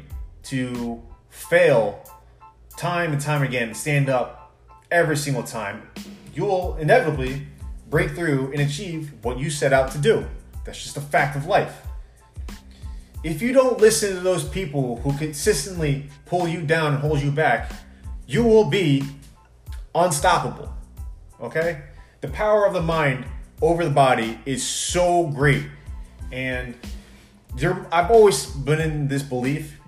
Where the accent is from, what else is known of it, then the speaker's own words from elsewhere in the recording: Long Island, New York, United States; growing up on Long Island